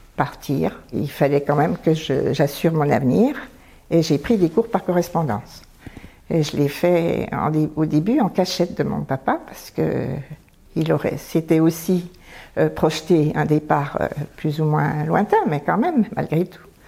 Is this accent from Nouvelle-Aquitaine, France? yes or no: no; Arc-et-Senans, Bourgogne-Franche-Comté, France; j'ai grandi dans un magnifique village qui s'appelle euh, Arquesnan, dans le département du Doubs